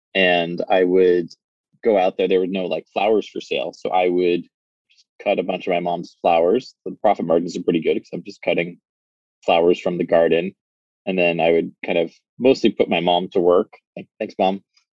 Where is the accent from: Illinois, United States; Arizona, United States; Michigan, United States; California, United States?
California, United States; Los Angeles; also born or lived in New York; now in Seattle, United States; So I was born in New York, but I'm not a real New Yorker. My parents are, though. They're real New Yorkers. When I was about 3 years old, they moved out to Southern California. So grew up on West Side Los Angeles, so Pacific Palisades, Santa Monica area.